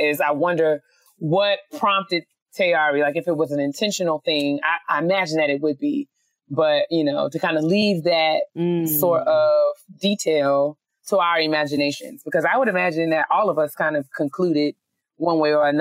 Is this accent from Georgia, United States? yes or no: no; New York, United States; me being a New Yorker